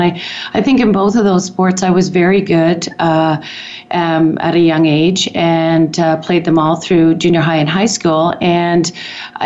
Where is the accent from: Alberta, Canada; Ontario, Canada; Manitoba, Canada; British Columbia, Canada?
Ontario, Canada; Toronto; moved away as an adult; now in Calgary, Canada; I was born in Toronto and raised in actually Canada's first planned community, which is interesting given my history in urban planning. Community called Don Mills